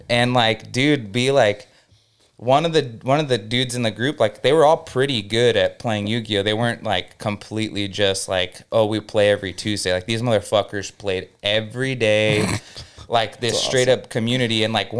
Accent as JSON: {"language": "English", "town": "Norco", "region": "California", "country": "United States", "tie": "born or raised there", "said": "It was like this brand new high school in my little town I grew up in Norco. There's like 30,000 people."}